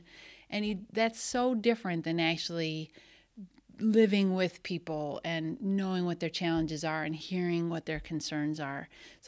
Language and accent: English; Wisconsin, United States; I naively, growing up in the Milwaukee suburbs or just beyond, didn't really know that existed.